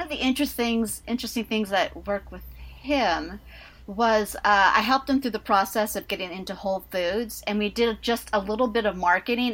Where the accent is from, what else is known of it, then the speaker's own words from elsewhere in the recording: Seattle, Washington, United States; moved away as an adult; now in New York, United States; I'm actually originally from the Seattle area. I've been actually living in New York, though, for gosh, 27 years